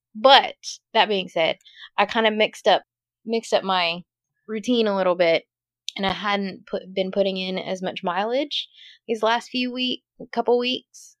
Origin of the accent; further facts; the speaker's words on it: Dallas, Texas, United States; now in Louisiana, United States; growing up in Dallas